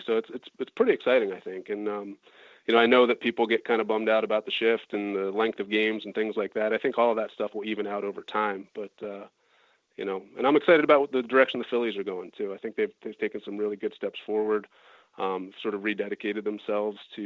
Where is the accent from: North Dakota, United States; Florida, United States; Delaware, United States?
Delaware, United States; Wilmington; I grew up in Wilmington, Delaware